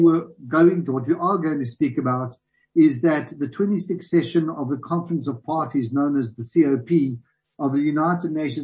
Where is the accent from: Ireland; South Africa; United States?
South Africa; as a South African